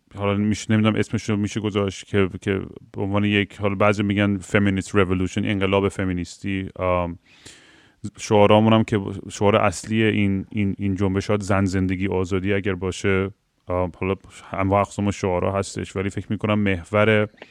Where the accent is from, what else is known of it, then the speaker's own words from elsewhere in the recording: Iran; moved away; ماهایی که خارج از ایران هستیم